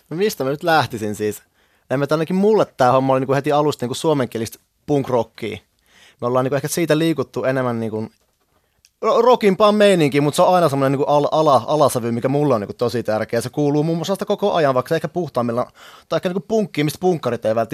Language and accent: Finnish; Kuopio, North Savo, Finland; now in Helsinki, Finland; mä muutin Kuopiosta Helsinkiin opiskelemaan Metropolian kulttuurituolta